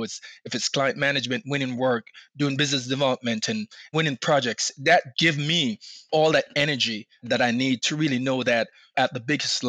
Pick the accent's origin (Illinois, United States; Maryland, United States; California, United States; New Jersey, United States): Maryland, United States; Baltimore; in 2019 in Baltimore, which is, I live in Maryland, so it's my hometown.